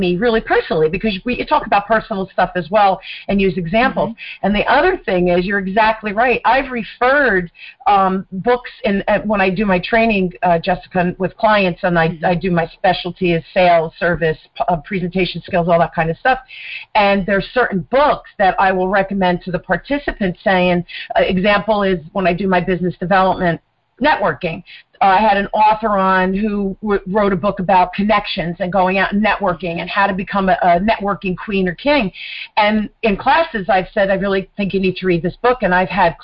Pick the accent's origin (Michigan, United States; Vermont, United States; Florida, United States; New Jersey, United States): New Jersey, United States; accent: mid-Atlantic; New Jersey, born and raised. I'm a Jersey girl.